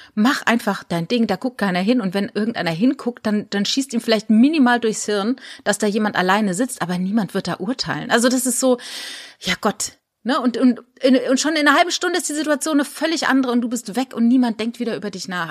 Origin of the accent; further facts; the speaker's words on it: Rhineland-Palatinate, Germany; moved away; also born or lived in Landau; ich bin ja in der Pfalz groß geworden